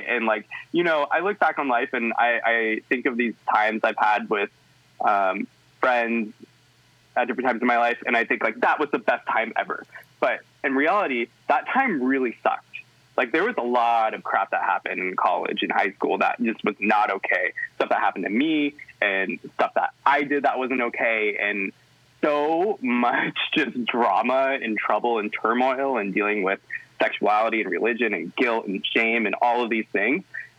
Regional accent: Northwest, United States; I grew up in the Northwest, which a lot of people are like, yeah, liberal, yeah, wonderful. But wasn't the case in my hometown, wasn't the case where I was growing up.

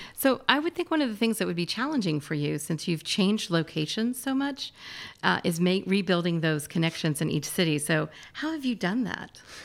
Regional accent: Atlanta, Georgia, United States; I grew up in Atlanta, and Atlanta is a great place to grow up and live.

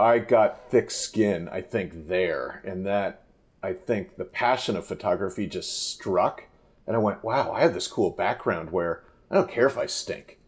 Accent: Santa Barbara, California, United States; moved away as an adult; also born or lived in Missoula, Montana / Idaho; now in Sudden Valley, Idaho, United States; growing up in Santa Barbara

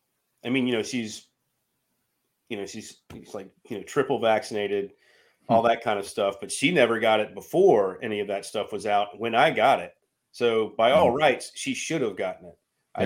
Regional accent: Charlotte, North Carolina, United States; Well, here's the thing. Growing up in Charlotte.

